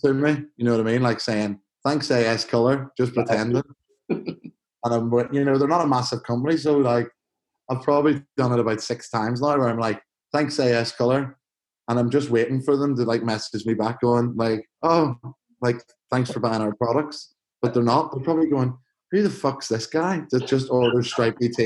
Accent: Belfast, Northern Ireland, United Kingdom; moved away; growing up in Belfast

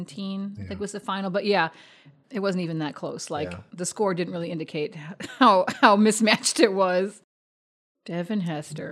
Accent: Chicago, Illinois, United States; moved away; I was from Chicago. Yeah, but we had already left Chicago

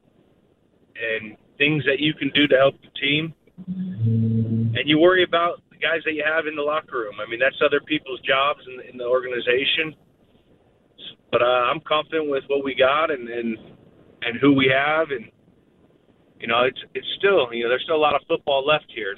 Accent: United States; an American that grew up here in this country

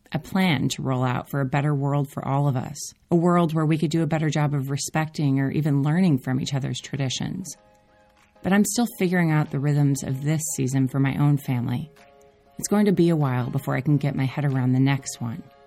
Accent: Minneapolis, Minnesota, United States; moved away as an adult; now in Oakland, United States; Growing up in Minneapolis, I had more seasons than I could handle

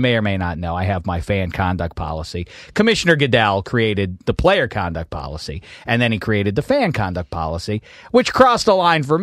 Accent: Pittsburgh, Pennsylvania, United States; When I was growing up in Pittsburgh

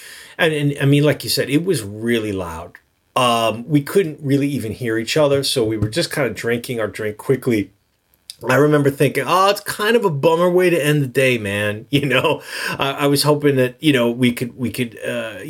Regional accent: New York, United States; I'm a New Yorker

